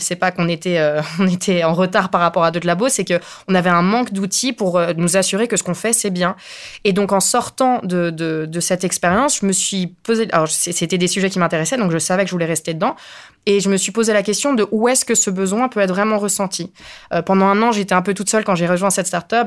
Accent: Spain; now in France; je suis espagnole

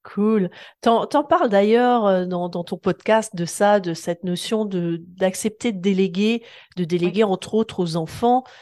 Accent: France; chez nous en France

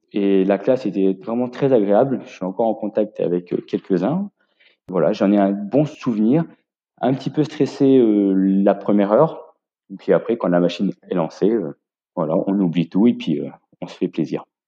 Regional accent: Grenoble, Auvergne-Rhône-Alpes, France; moved away as an adult; also born or lived in London; now in Yssingeaux, France; je suis originaire de Grenoble, où j'ai passé donc tout mon apprentissage

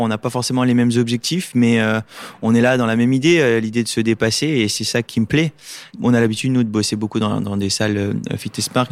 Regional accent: Lunéville, Grand Est, France; je suis né euh, à Lunéville en, en Lorraine

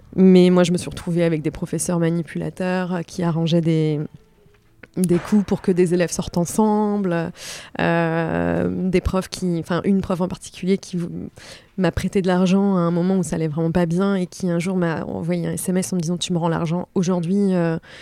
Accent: Les Sables-d'Olonne, Pays de la Loire, France; also born or lived in Nantes; now in Paris, France; j'habite à Paris depuis 12 ans. Mhm. et avant, j'ai habité un peu à Nantes et je suis née au Sable d'Olonne.

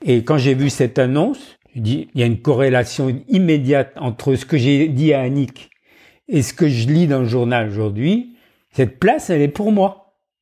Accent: Montdidier, Hauts-de-France, France; moved away; also born or lived in Roubaix / Marseille / Dijon / Dakar; J'ai grandi dans la pâtisserie de mon père à Montdidier, dans la Somme

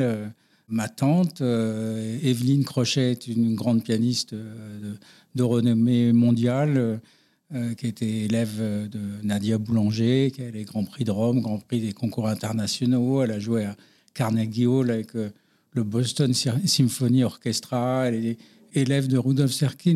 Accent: Paris, Île-de-France, France; je suis né à Paris euh, d'un papa et d'une maman qui habitaient dans le 17e

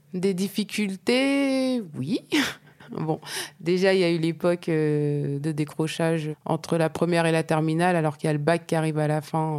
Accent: Normandy, France; je viens de Normandie.

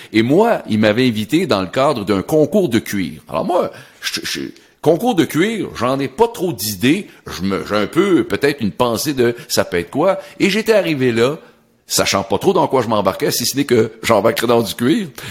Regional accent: Sorel-Tracy, Quebec, Canada; je suis originaire de Sorel

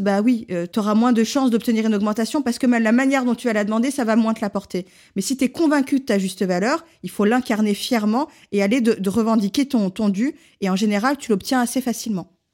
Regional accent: Lyon, Auvergne-Rhône-Alpes, France; je suis lyonnaise

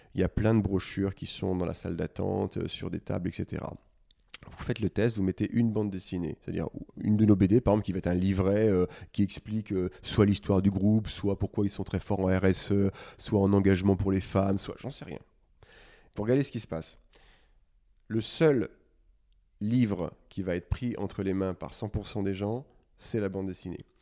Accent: Lyon, Auvergne-Rhône-Alpes, France; moved away as an adult; Je viens de Lyon, j'ai fait ma prépa HEC euh, chez les Maris, qui est un, lycée assez connu là-bas

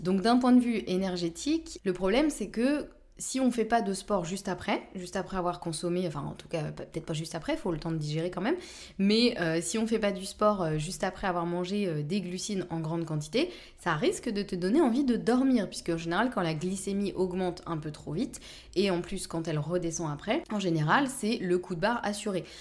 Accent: Normandy, France; je suis normande

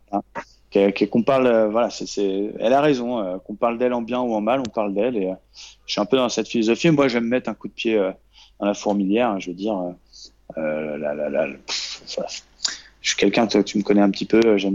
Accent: Normandy, France; now in Paris, France; quand je suis parti de Normandie pour aller à Paris pour essayer de réussir.

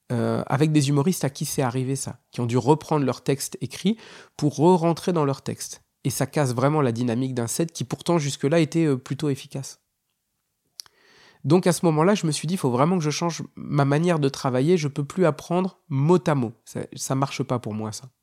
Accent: Hauts-de-France, France; je suis originaire du Nord.

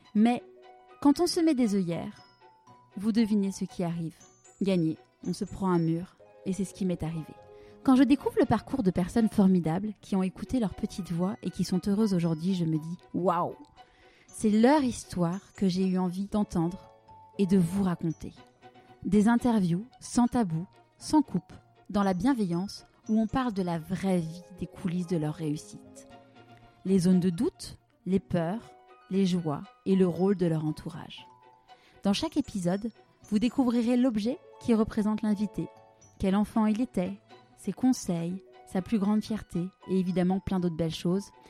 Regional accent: Paris, Île-de-France, France; also born or lived in Marseille; je suis parisienne, et marseillaise de cœur

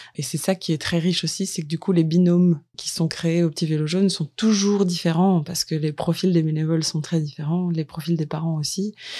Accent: Lille, Hauts-de-France, France; moved away; je viens de Lille, en France

